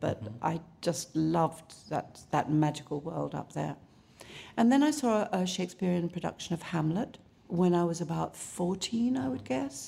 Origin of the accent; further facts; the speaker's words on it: Southend-on-Sea, East of England, United Kingdom; also born or lived in London; I was raised in both in London and in a little place called Southend-on-Sea in Essex